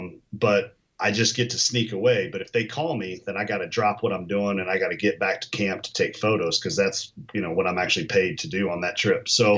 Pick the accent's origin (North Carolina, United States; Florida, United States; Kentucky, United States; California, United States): Kentucky, United States; moved away; I'm from Kentucky originally